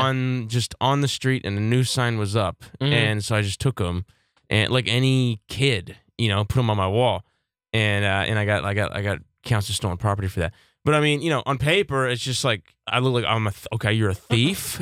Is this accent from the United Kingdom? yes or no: no; the South, United States; I'm from the South